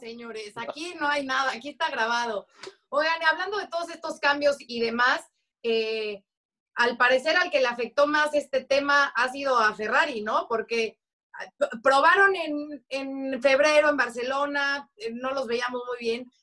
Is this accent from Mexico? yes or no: yes; Mexico; como mexicanos, como latinos